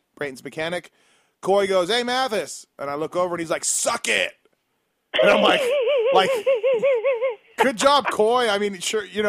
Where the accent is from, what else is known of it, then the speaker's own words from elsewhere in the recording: Canada; being a Canadian